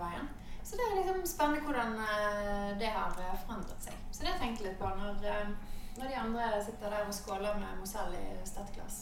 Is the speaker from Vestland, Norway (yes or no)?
yes; Bergen, Vestland, Norway; Jeg er fra Bergen